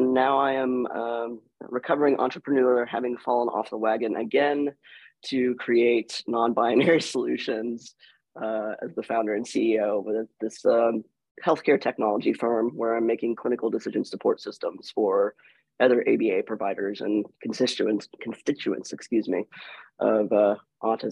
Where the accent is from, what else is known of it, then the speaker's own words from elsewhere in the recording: Weston, West Virginia, United States; moved away as an adult; also born or lived in Danville, Kentucky; now in Lexington, Kentucky, United States; I grew up in Weston, West Virginia, which was a town of about 3,000 people